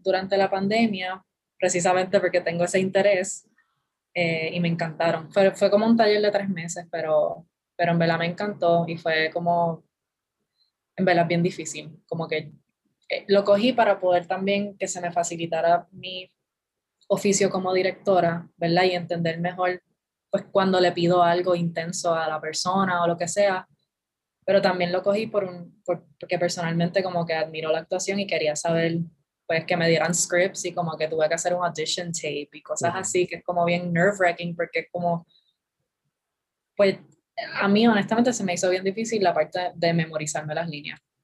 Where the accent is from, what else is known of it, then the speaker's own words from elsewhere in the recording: San Juan, Puerto Rico; also born or lived in Bayamón, Puerto Rico; Yo nací en Bayamón, pero me crié toda la vida en San Juan. O sea que soy de San Juan